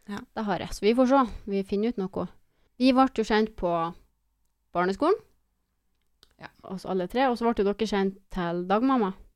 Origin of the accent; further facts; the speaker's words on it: Mosjøen, Nordland, Norway; moved away; vi er oppvokst i Mosjøen